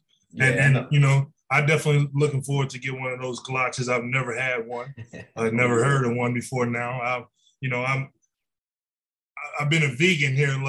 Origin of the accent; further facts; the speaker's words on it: Detroit, Michigan, United States; also born or lived in Louisiana; when I was a kid, you know, growing up in Detroit and Louisiana, you know, just we used to just eat light bread, white bread, you know, as a kid